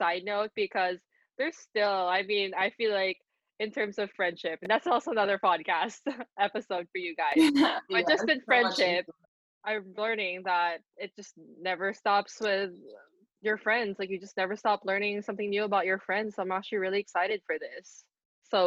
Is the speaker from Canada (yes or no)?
no; Philippines; moved away as an adult; also born or lived in San Francisco, California / Fullerton, California / Nottingham, United Kingdom; I was born in San Francisco, California. I grew up in the Philippines, but throughout my life, I was traveling a lot for golf